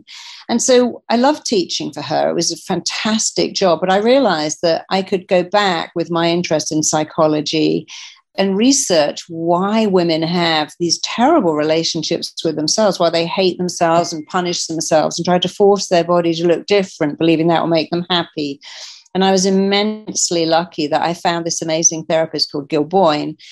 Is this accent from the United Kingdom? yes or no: yes; England, United Kingdom; I come from England